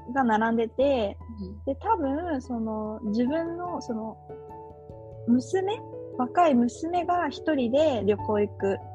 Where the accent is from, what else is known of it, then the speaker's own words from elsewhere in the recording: Japan; moved away as an adult; now in Malaysia; 日本だよって言うと